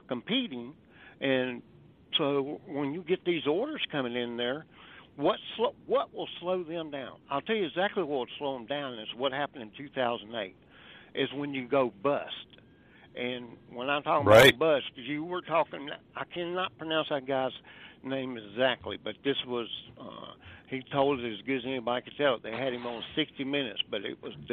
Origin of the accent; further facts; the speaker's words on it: the South, United States; I'm from the South